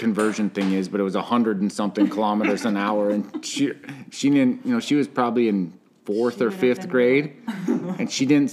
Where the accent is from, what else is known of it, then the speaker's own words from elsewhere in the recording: Watford City, North Dakota, United States; I'm from here.